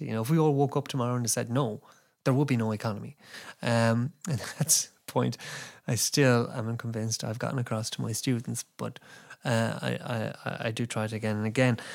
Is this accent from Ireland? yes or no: yes; Ireland; being Irish